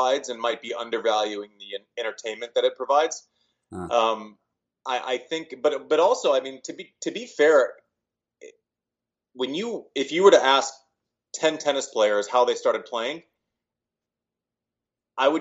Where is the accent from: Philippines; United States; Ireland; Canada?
United States; Nebraska; I was born in Nebraska